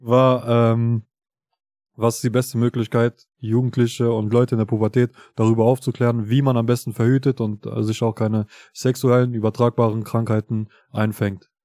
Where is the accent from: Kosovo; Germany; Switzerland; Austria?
Kosovo; ich komme ja aus Kosovo